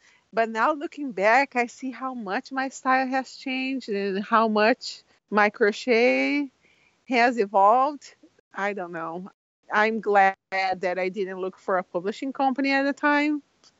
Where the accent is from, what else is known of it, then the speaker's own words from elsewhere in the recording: Brazil; now in Washington, United States; I moved here from Brazil, and I live in Washington, and it's gray a lot. The skies are gray. And I was a little sad to be here, and my family is all in Brazil.